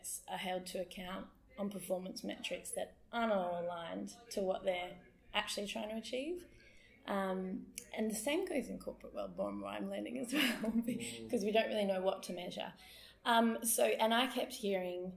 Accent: Perth, Western Australia, Australia; moved away as an adult; also born or lived in Sydney / Darwin / Melbourne / Adelaide; I grew up here in Perth, but I have been away for the last 9 years and decided to come back in December

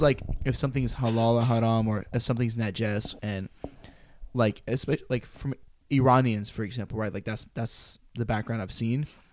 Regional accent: United States; born and raised American

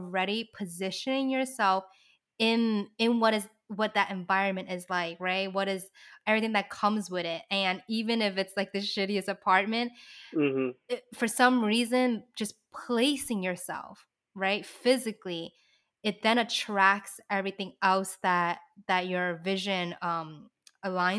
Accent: New York City, New York, United States; I grew up in the Lower East Side

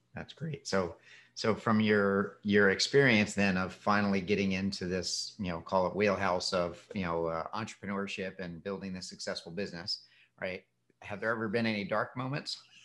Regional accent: Philadelphia, Pennsylvania, United States; now in Florida, United States; where I grew up in Philadelphia

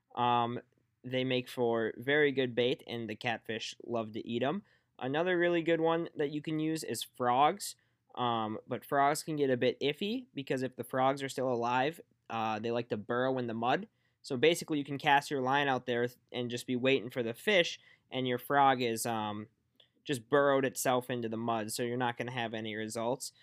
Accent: Fargo, North Dakota, United States; back down in Fargo, where my hometown is

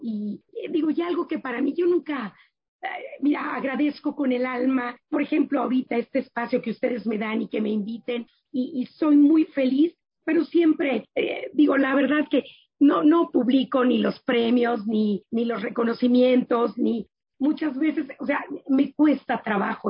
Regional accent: Mexico; also born or lived in Germany; lo que somos como mexicanos

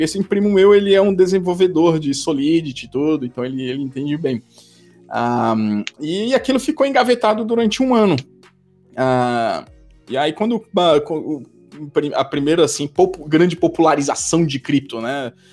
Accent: Brazil; moved away as an adult; now in Switzerland; eu sou um brasileiro, mas eu moro na Suíça há quase 10 anos, saí do Brasil mais de 15 anos atrás

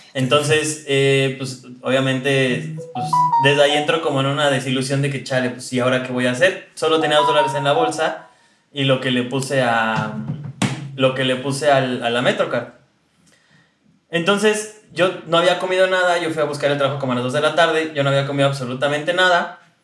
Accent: Mexico City, Mexico; moved away as an adult; now in New York, United States; de la Ciudad de México.

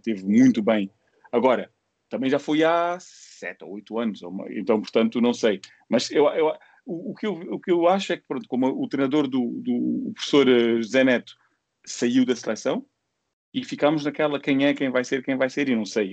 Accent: Angola; nós como angolanos

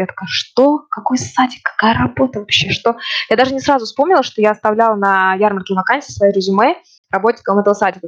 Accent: Ufa, Bashkortostan, Russia; moved away as an adult; also born or lived in Moscow, Russia; now in Norway; я родом из Уфы

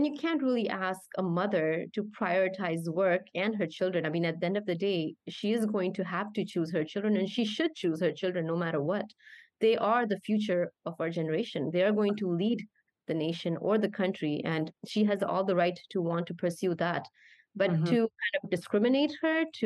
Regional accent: Canada; moved away as an adult; I grew up as a Canadian, my mentality or my mindset would be very Canadian

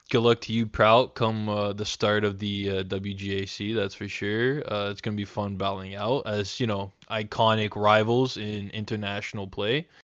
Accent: Montreal, Quebec, Canada; As as a Montrealer, uh, coming from Quebec

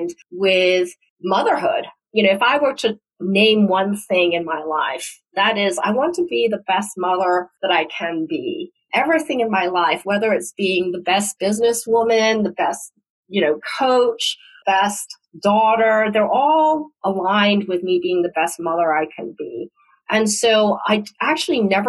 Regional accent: Hong Kong; now in United States; I was born in the United States and went back to Hong Kong when I was 5 and grew up in Hong Kong while it was a British colony.

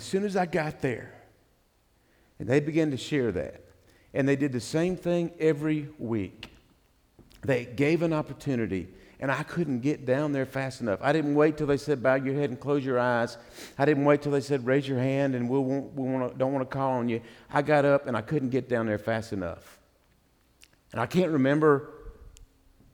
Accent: the Bible Belt, United States; I grew up in the Bible Belt

